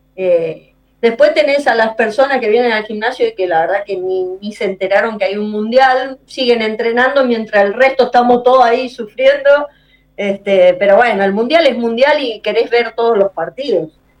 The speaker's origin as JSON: {"language": "Spanish", "country": "Argentina", "tie": "born or raised there", "moved": "yes", "said": "cuando yo voy a mi pueblo, Salada"}